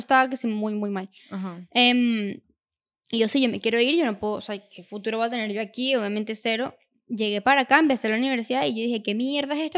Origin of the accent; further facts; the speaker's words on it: Venezuela; moved away as an adult; now in United States; nosotros somos de Venezuela